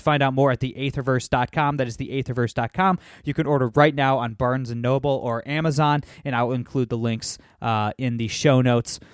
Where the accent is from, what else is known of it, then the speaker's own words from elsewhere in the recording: Toledo, Ohio, United States; my hometown of Toledo, Ohio